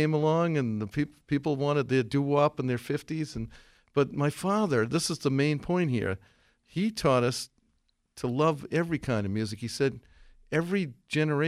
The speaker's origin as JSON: {"language": "English", "town": "Millis", "region": "Massachusetts", "country": "United States", "tie": "born or raised there", "said": "we're from Millis"}